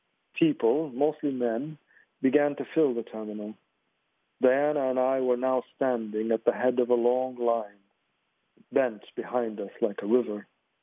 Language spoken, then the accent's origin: English; Libya; also born or lived in New York / Egypt; now in London, United Kingdom; I'm a Libyan writer, but a Libyan writer with a complicated history. I was born in New York. And I've lived part of my life in Libya and in Egypt and most of it in London.